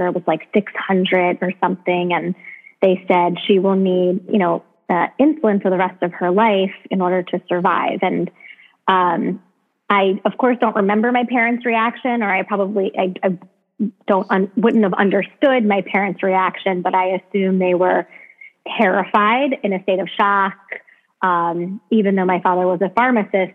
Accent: Baltimore, Maryland, United States; I grew up in Baltimore, Maryland

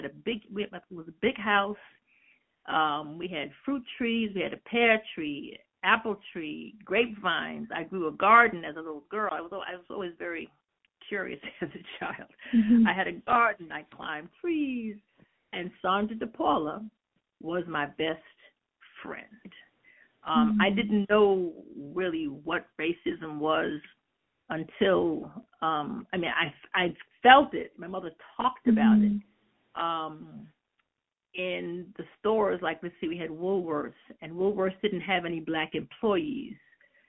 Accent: New York City, New York, United States; I was born and raised in Queens.

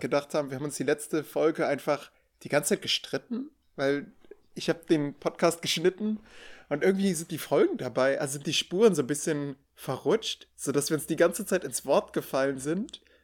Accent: Rhineland, Germany; now in Münsterland, Germany; bin Rheinländer

